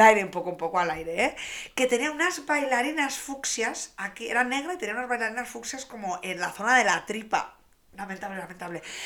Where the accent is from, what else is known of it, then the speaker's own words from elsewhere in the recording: Reinosa, Cantabria, Spain; en mi pueblo, encima en Reynosa